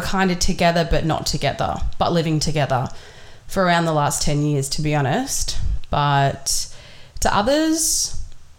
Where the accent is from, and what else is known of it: Thirroul, New South Wales, Australia; born or raised there; also born or lived in Sydney / Wollongong